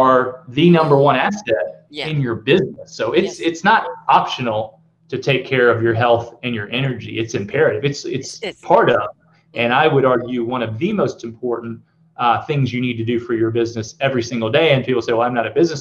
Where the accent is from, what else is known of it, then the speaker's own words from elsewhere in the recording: the South, United States; I'm from the South, so I say amen